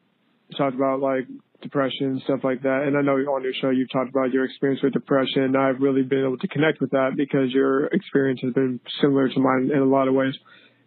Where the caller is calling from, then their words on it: Modesto, California, United States; I'm calling from Modesto, California